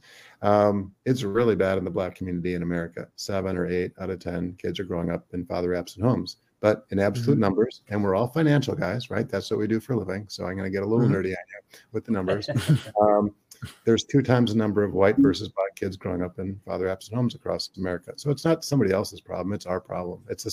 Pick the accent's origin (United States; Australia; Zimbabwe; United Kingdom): United States; Chicago, Illinois; I was born and raised in the Chicago area.